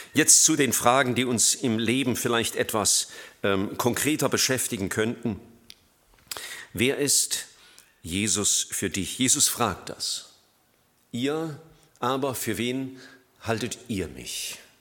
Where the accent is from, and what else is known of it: Germany